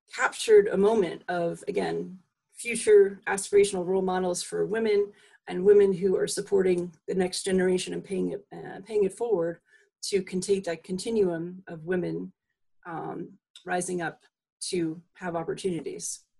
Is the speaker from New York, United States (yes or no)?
yes; Long Island, New York, United States; also born or lived in Massachusetts; now in Vermont, United States; I grew up on Long Island